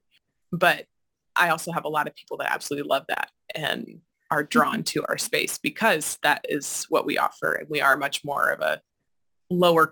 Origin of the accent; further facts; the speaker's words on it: Washington, United States; now in Madison, United States; I'm originally from Washington State